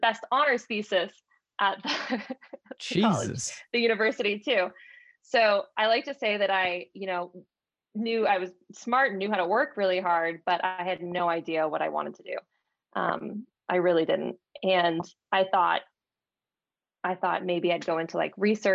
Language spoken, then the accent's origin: English; Dallas, Texas, United States; moved away as an adult; also born or lived in Ithaca, New York / San Francisco, California; I grew up in Dallas, Texas, just outside of it in the suburb.